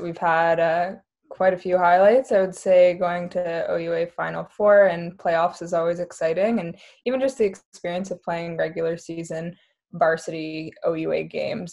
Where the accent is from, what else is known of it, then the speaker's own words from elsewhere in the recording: Vancouver, British Columbia, Canada; moved away as an adult; now in Kingston, Canada; I'm from Vancouver, BC originally